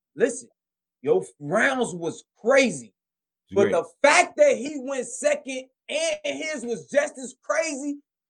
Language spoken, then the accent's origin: English; Chicago, Illinois, United States; I'm from Chicago.